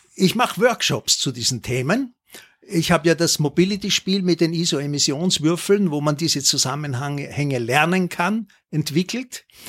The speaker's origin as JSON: {"language": "German", "town": "Linz", "region": "Upper Austria", "country": "Austria", "tie": "born or raised there", "also_born_or_lived": "Schärding / Waldviertel", "moved": "yes", "said": "ich bin in Scherding geboren und in Linz dann aufgewachsen"}